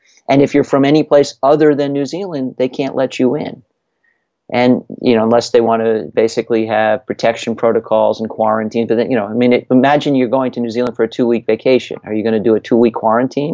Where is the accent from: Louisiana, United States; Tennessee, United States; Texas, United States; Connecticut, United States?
Connecticut, United States; my home state of Connecticut